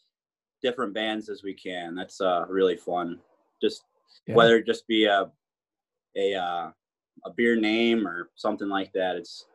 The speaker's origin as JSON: {"language": "English", "town": "Detroit", "region": "Michigan", "country": "United States", "moved": "yes", "lives_now": "Upper Peninsula, United States", "said": "I'm from the Detroit area originally, but as you know, Chuck, I'm up here working at Cognition"}